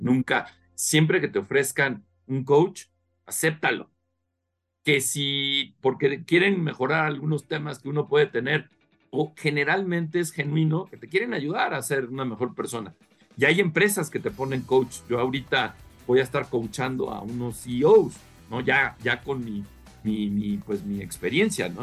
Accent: Mexico; soy más mexicano que, que en Chile eh, y me encanta este, pues, mi país

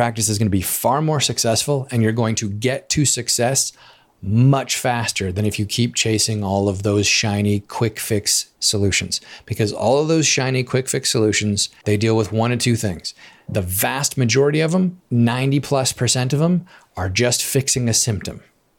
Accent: Alaska, United States; I grew up in Alaska, and in Alaska, we do a lot of fishing.

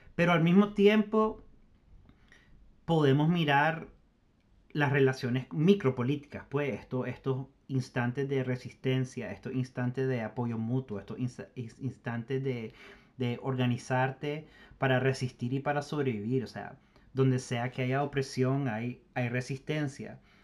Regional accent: Nicaragua; nuestra propia historia como nicaragüense

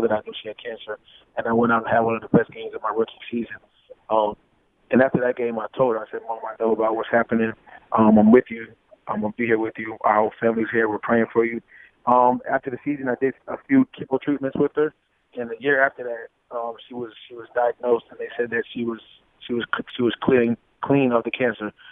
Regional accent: Florida, United States; I'm from Florida. So we're both Florida boys

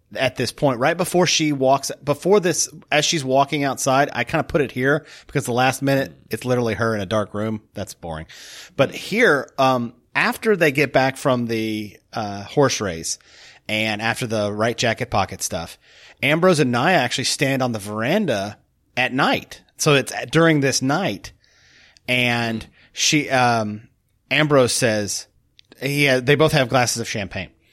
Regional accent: United States; me as an American

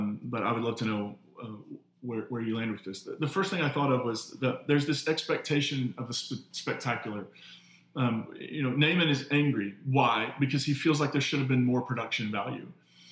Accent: the Bible Belt, United States; the way I was raised in the Bible Belt

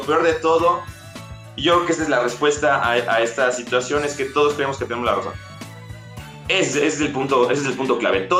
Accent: Mexico City, Mexico; yo soy, por ejemplo, de la Ciudad de México, eh, y cuando iba a, este, de mi casa a su casa a la escuela

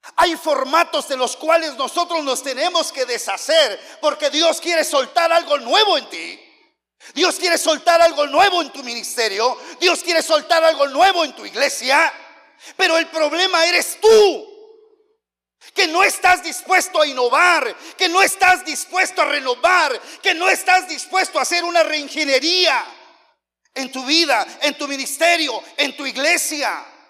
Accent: Oaxaca, Mexico; also born or lived in United States; yo soy de Oaxaca

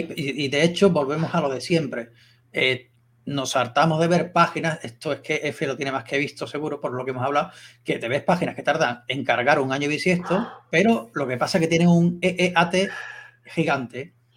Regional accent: Seville, Andalusia, Spain; soy de Sevilla

